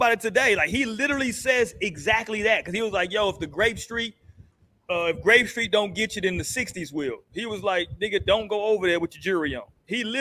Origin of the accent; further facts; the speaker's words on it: California, United States; moved away; I was born in Cali. All my mom's family out there in Cali